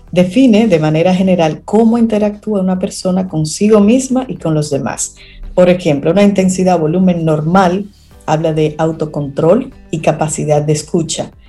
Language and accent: Spanish; Dominican Republic; uno como dominicano que habla de una forma así como un poco...